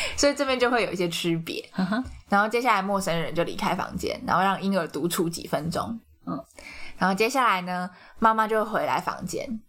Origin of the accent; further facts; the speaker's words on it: Taiwan; 我们台湾人